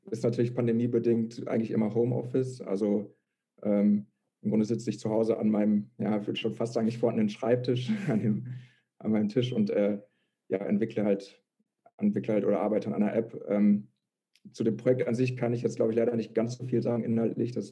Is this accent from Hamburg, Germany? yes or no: no; Lette, North Rhine-Westphalia, Germany; now in Münster, Germany; eigentlich komme ich aus Lette, aus dem Kreis Coesfeld. Ähm, ja, bin dann vor, wie gesagt, ungefähr zweieinhalb Jahren nach Münster gezogen